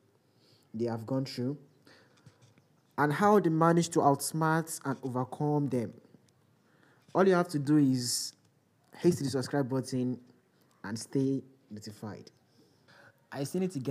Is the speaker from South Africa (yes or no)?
no; Nigeria; I'm a Nigerian, a student of Ekiti State University